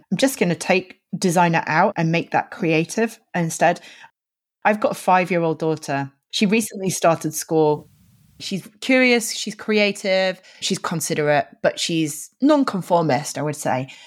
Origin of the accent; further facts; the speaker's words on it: Yorkshire and the Humber, United Kingdom; now in London, United Kingdom; I'm originally from Yorkshire in the north of England